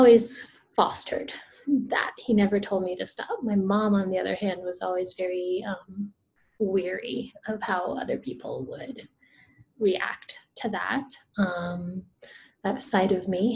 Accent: Rio de Janeiro, Brazil; moved away; I'm from Brazil too. So let me clarify that. I'm from Rio de Janeiro, Rio.

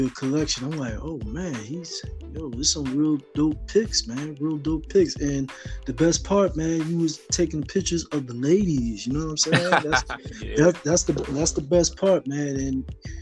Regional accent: Philadelphia, Pennsylvania, United States; We were both born and raised in North Philly

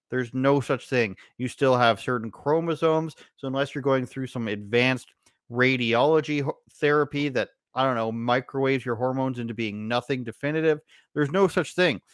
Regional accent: Canada

